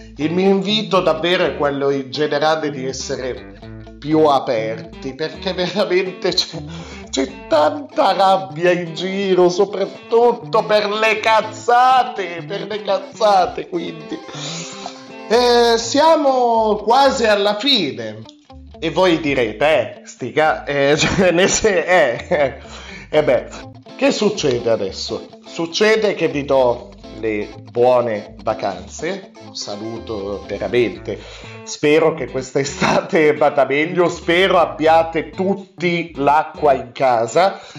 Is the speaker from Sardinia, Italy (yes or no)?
no; Alessandria, Piedmont, Italy; io abito al nord, io vengo dal nord, vengo da Alessandria